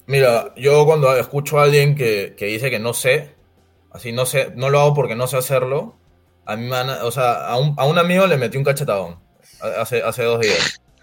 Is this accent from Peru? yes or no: yes; Peru; en el Perú, que somos un país agroindustrial netamente